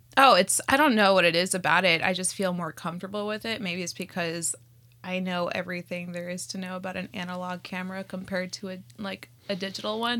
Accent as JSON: {"language": "English", "town": "Scottsdale", "region": "Arizona", "country": "United States", "tie": "born or raised there", "also_born_or_lived": "Whittier, California", "first_language": "Spanish", "second_language": "English", "moved": "yes", "lives_now": "Los Angeles, United States", "said": "I was born in Whittier, California, and then I was raised in Scottsdale, Aris-, Arizona"}